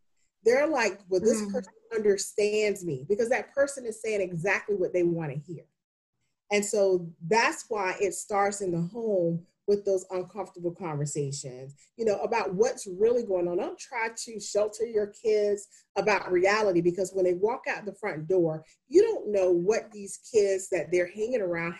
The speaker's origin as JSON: {"language": "English", "region": "the South", "country": "United States", "tie": "born or raised there", "said": "I grew up in the South and that's how I was raised."}